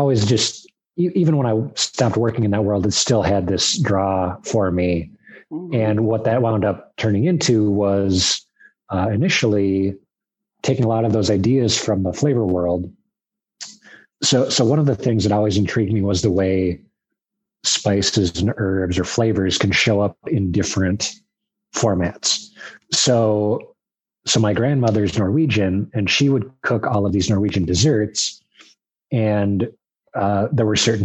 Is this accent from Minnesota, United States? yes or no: yes; Minnesota, United States; moved away as an adult; now in Detroit, United States; I grew up in Minnesota